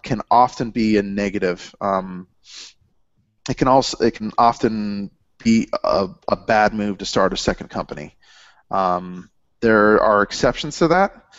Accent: Cincinnati, Ohio, United States; I'm from the Midwest

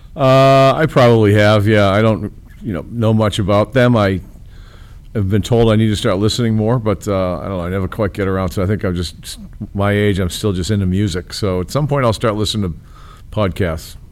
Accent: Boston, Massachusetts, United States; moved away as an adult; now in Chicago, United States; I grew up in Boston, in, in this in the little part of Boston called Charlestown

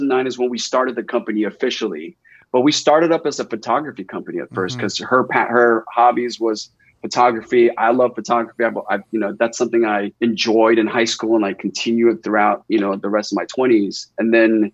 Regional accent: Los Angeles, California, United States; I grew up in Eagle Rock

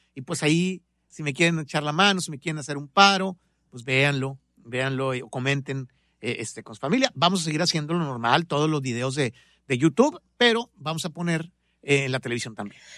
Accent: Monterrey, Nuevo León, Mexico; moved away; also born or lived in Guadalajara / Los Angeles; tengo medio corazón tapatío, pero nací en Monterrey, que es mi tierra, ah, de ahí son mis papás. Entonces soy de Monterrey

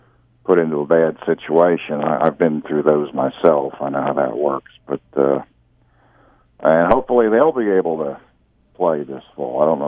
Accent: Eastern Pennsylvania, United States; moved away; I grew up in Eastern Pennsylvania

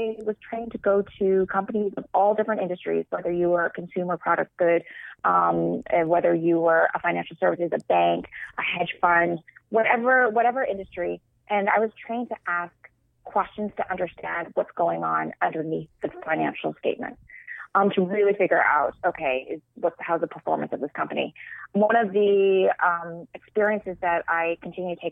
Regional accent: Canada; moved away; also born or lived in Toronto, Canada; I'm Canadian

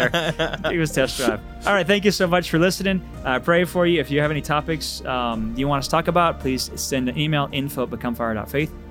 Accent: Texas, United States; like I'm from Texas.

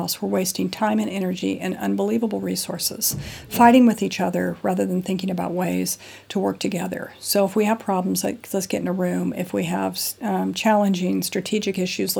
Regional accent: United States; moved away as an adult; now in London, United Kingdom; I'm an American national, been in London for 15 years

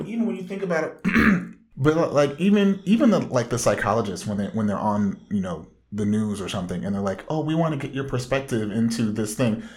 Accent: Orange County, Southern California, United States

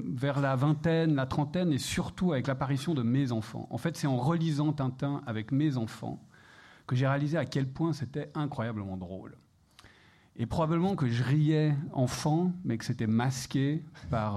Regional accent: Geneva, Switzerland; je suis suisse, euh, je viens de Genève.

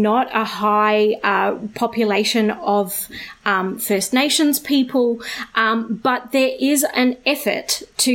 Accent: Australia; I was born in Australia. I am a settler here. All of my great-great-grandparents were also born in somewhere in Australia, and so I have a long, long history of growing up in Australia

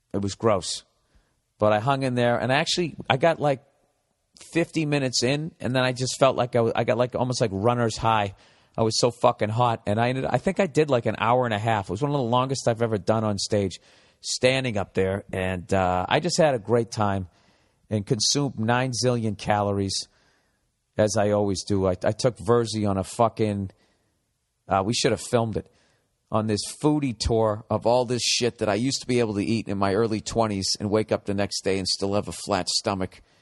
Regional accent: United States; as an American

